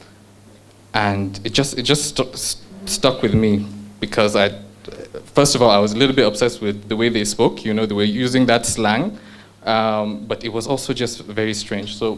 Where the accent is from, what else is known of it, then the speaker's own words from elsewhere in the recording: Nigeria; also born or lived in United Kingdom; I'm a Nigerian